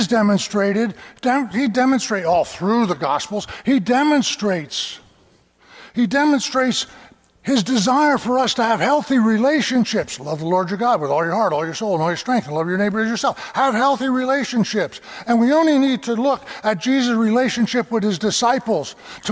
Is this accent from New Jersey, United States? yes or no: no; Lebanon County, Pennsylvania, United States; I'm from Lebanon County